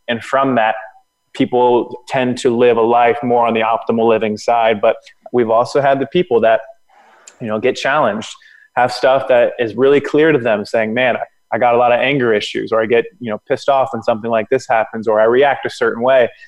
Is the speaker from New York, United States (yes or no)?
no; Florida, United States; moved away; also born or lived in Atlanta; I'm from Florida.